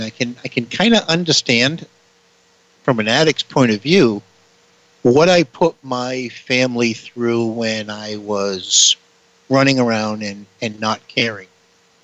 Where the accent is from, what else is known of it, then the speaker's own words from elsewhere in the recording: New Bedford, Massachusetts, United States; I am from New Bedford, Massachusetts